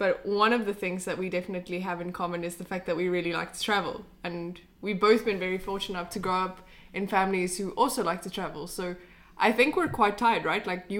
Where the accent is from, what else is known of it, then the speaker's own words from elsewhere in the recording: Cape Town, Western Cape, South Africa; moved away as an adult; also born or lived in United States; now in Sweden; I'm from South Africa. I'm from the west coast of South Africa, Cape Town. I wasn't born there, but that's really where my home is. And I'm half Belgian.